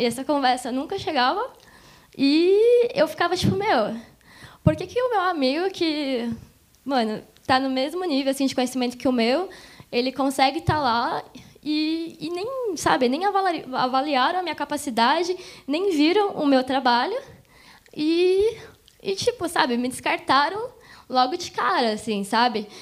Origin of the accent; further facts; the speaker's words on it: Mogi das Cruzes, São Paulo, Brazil; eu sou de Mogi, sou aqui da região